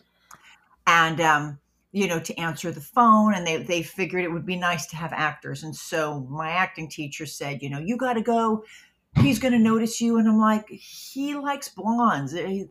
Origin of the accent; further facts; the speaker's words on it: Los Angeles, California, United States; also born or lived in Bethpage, Long Island, New York; my mom and dad moved to Los Angeles when I was six. So I basically, from 6 years old on up, was raised in Los Angeles